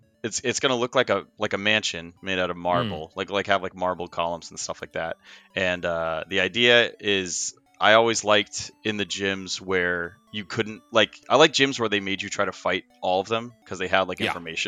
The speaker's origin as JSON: {"language": "English", "region": "Massachusetts", "country": "United States", "said": "I'm from Massachusetts"}